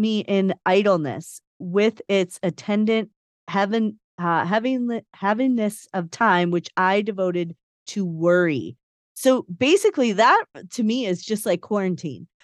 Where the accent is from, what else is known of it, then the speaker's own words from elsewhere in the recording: Chicago, Illinois, United States; I, I grew up in Chicago